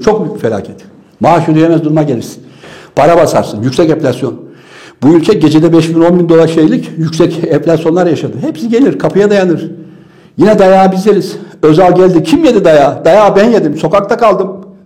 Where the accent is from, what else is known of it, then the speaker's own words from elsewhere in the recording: Trabzon, Turkey; doğduğum şehir Trabzon